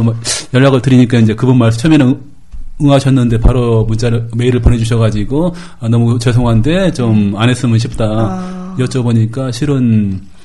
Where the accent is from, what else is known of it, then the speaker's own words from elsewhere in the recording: Gwangju, South Korea; 제가 또 광주 출신이니까